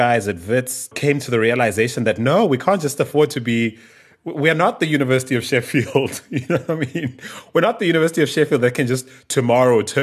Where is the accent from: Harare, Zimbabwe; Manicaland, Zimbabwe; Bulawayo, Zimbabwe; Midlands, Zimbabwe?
Bulawayo, Zimbabwe; now in South Africa; my hometown of Bulawayo